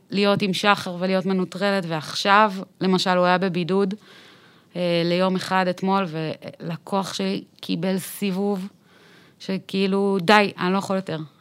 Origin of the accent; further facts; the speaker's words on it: Tel Aviv, Tel Aviv District, Israel; also born or lived in Bat Yam; גדלתי בצפון תל אביב, בהדר יוסף